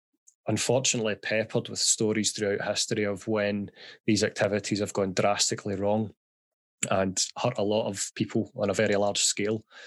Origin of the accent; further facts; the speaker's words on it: Glasgow, Scotland, United Kingdom; I was born and raised in Glasgow, as my dulcet tones will give away